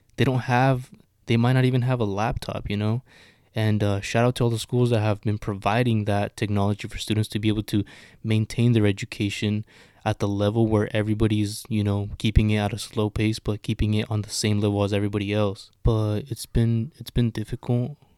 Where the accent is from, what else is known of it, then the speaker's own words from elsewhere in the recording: Sonoma County, California, United States; I'm from Sonoma County